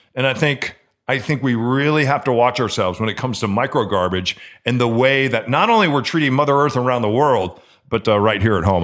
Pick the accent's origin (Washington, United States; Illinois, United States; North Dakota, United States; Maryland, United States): Illinois, United States; Chicago; now in Seattle, United States; growing up in Chicago, that's what we would do. We would leave Chicago. That was kind of our hub. We were uh, north of Chicago